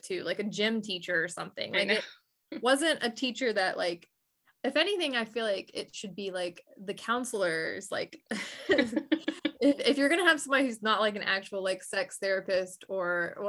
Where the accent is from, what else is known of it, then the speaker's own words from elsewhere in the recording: Delaware, United States; now in Georgia, United States; I'm from Delaware, I'm not from Georgia.